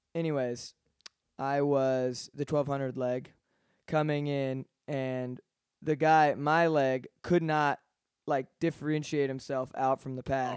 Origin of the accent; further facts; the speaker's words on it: Atlanta, Georgia, United States; I'm from Atlanta